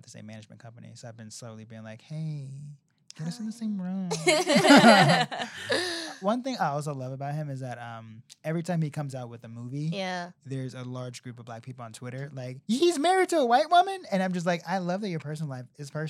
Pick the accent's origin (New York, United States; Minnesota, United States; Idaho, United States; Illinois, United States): Illinois, United States; Chicago; Yes, I had so much family that lived in Cabrini Green and right now is like gentrified and tore down and is very close to Second City.